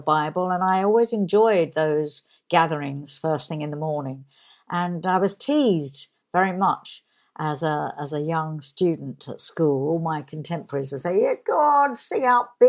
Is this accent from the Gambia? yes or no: no; Barnet, London, United Kingdom; born or raised there